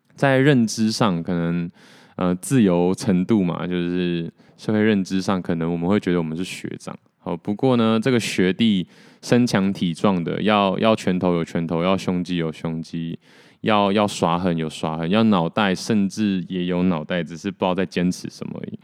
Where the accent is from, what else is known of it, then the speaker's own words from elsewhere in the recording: Taiwan; accent: 台味 (Taiwanese flavour); 跟我一样就是土生土长的台湾人